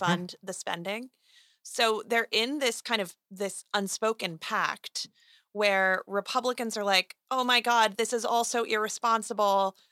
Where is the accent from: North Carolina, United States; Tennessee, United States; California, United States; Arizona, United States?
Arizona, United States; my home state of Arizona